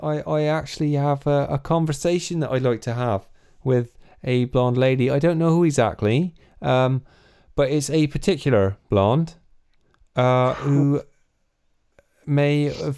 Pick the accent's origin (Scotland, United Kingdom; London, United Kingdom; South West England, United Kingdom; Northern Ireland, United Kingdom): South West England, United Kingdom; I'm from Somerset.